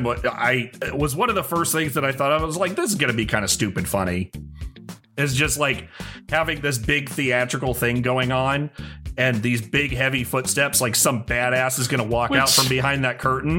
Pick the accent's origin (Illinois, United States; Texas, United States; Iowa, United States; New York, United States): Illinois, United States; I'm some schmuck from Illinois